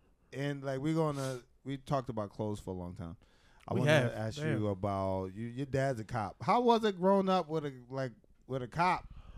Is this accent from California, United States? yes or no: no; Philadelphia, Pennsylvania, United States; now in New York, United States; I'm from Philly